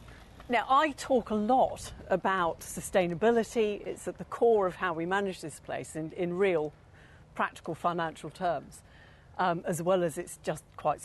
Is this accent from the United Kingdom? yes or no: yes; England, United Kingdom; we're very English.